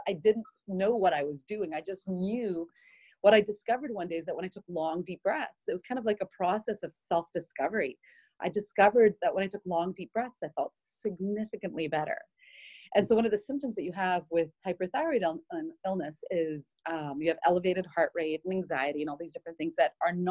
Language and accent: English; Barbados; moved away as an adult; also born or lived in Puerto Rico / Israel; now in Houston, United States; I grew up in the Caribbean. I was born in Puerto Rico and raised in Barbados